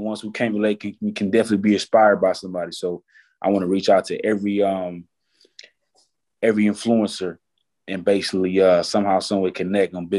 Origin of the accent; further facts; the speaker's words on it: Detroit, Michigan, United States; I come from Detroit, Michigan. I ain't have a silver spoon in my mouth when I was born